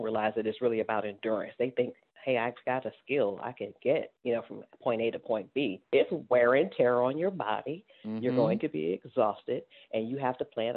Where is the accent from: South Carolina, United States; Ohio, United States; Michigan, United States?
Ohio, United States; Cleveland; I'm from an inner city, you know, I'm from Cleveland, Ohio. I'm a baby of the 70s, you know, so coming through during those times was a little challenging